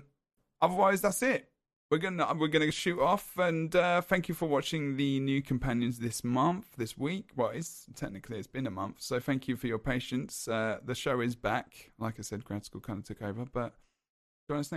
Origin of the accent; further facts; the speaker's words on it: England, United Kingdom; I'm English